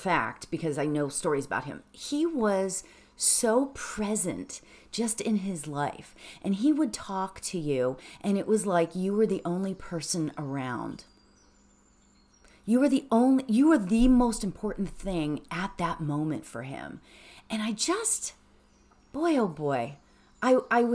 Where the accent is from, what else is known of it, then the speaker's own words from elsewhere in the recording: Pittsburgh, Pennsylvania, United States; now in Los Angeles, United States; I grew up in Pittsburgh